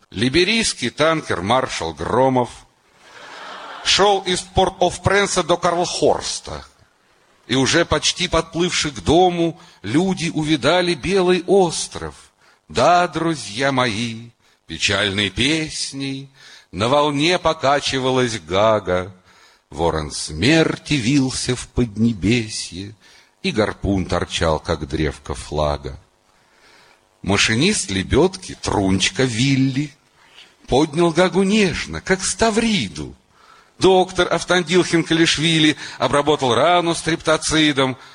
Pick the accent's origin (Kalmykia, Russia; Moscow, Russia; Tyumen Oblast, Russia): Moscow, Russia; я из Москвы, он из Душанбе.